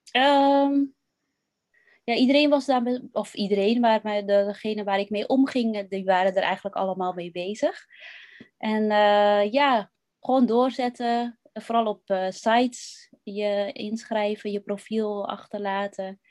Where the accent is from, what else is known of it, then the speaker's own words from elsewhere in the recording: West-Friesland, North Holland, Netherlands; ik ben opgegroeid in West-Friesland.